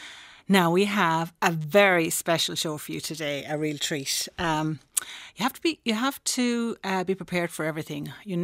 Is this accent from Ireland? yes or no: yes; Listowel, Munster, Ireland; So in my hometown, which is Listowel in County Kerry